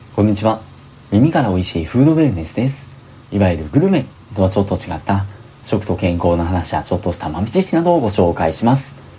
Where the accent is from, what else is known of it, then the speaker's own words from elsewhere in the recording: Osaka, Japan; 僕大阪出身